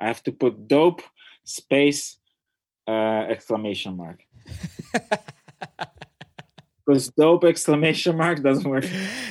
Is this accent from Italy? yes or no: yes; Italy; now in Los Angeles, United States; I grew up in Italy